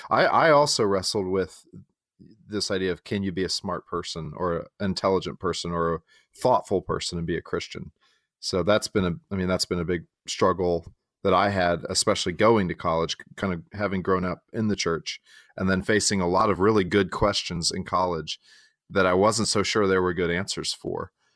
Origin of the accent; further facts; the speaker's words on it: San Diego, California, United States; moved away as an adult; also born or lived in Texas / Chicago suburb; now in Winston-Salem, United States; I am from Texas, uh, though I grew up in, in, uh, San Diego for a good portion of my childhood.